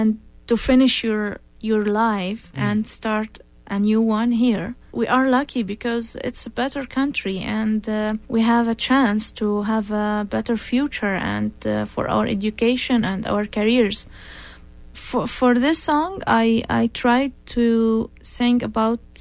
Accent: Syria; English is a second language; moved away as an adult; I'm from Syria.

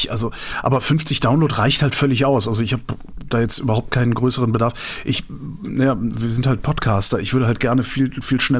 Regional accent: Baden-Württemberg, Germany; ich komme komm aus dem Schwabenland, wir tun sowas

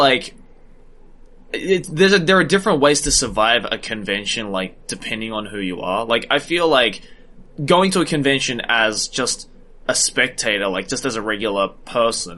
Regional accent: Sydney, New South Wales, Australia; growing up in Sydney

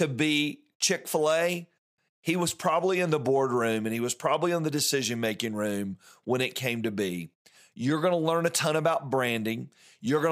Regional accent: Atlanta, Georgia, United States; as an Atlanta native

